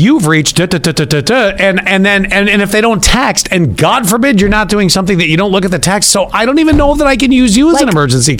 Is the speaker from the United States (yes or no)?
no; Canada; Oh, and I'm Canadian too.